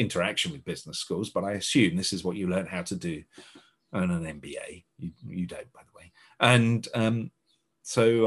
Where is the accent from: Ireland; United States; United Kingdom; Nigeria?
United Kingdom; being a Brit